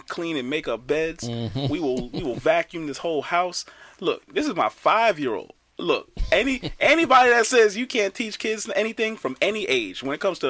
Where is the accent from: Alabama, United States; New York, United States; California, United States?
New York, United States; moved away as an adult; now in Maryland, United States; I grew up in New York